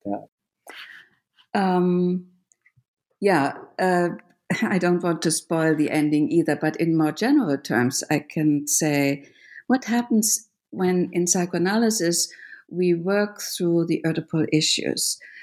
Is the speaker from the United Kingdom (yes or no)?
no; Germany; moved away; I grew up in Germany